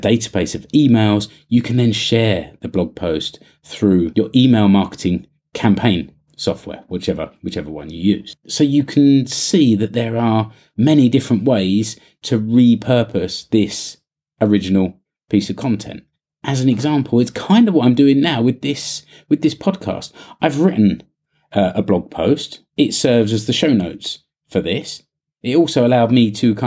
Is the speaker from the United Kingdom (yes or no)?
yes; United Kingdom; now in Finland; I'm British